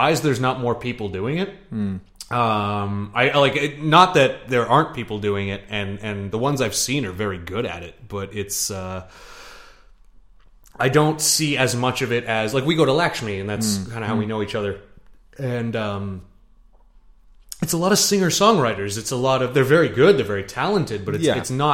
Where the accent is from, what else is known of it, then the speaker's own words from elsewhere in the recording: near Toronto, Ontario, Canada; moved away as an adult; I tell people I'm from Toronto.